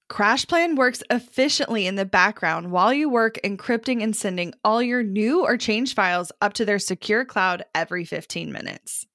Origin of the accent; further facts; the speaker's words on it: Kansas City, United States; growing up in Kansas City